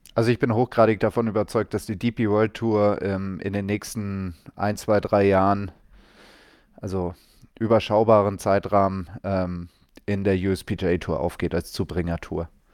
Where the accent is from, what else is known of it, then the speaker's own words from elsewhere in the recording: Munich, Bavaria, Germany; ich komme aus München